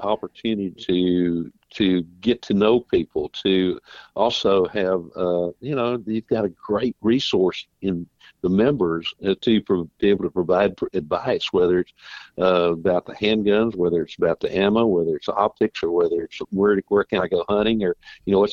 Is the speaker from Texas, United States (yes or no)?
yes; Colorado County, Texas, United States; also born or lived in Uvalde, Texas; now in Brenham, United States; where my wife and I both grew up down south in Colorado County.